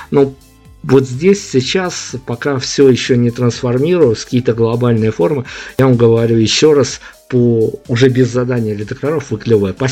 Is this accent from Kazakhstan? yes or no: no; Belarus; Понятно, что мы партизанили, мы же как белорусы, мы должны партизанить